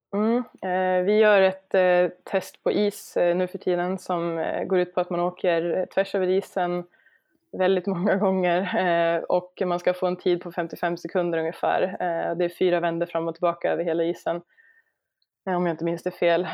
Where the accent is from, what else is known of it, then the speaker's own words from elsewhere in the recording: Sweden; jag som svensk